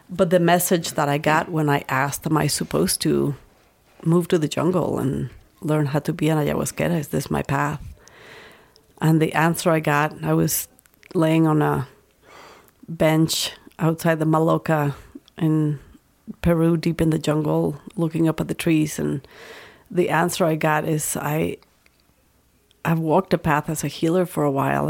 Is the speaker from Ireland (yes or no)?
no; Mexico; moved away as an adult; now in United States; I grew up in Mexico